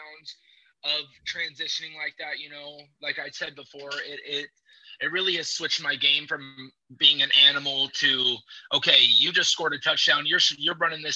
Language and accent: English; Puyallup, Washington, United States; back in my hometown of Puyallup, Washington